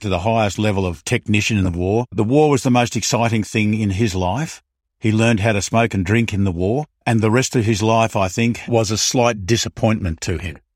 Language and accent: English; Melbourne, Victoria, Australia; I was born in, I was born in Melbourne